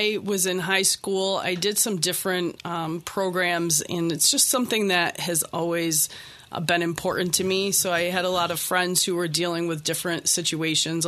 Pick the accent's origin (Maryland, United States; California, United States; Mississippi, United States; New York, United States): New York, United States; Henrietta; also born or lived in Boston; I was born and raised in Henrietta